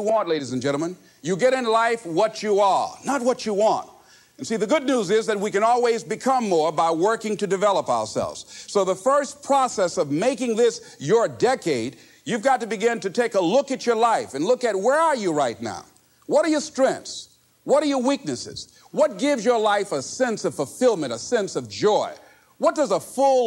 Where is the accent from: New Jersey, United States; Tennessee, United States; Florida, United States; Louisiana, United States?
Florida, United States; Miami; I was born in Liberty City on a floor on 62nd Street, my twin brother and me.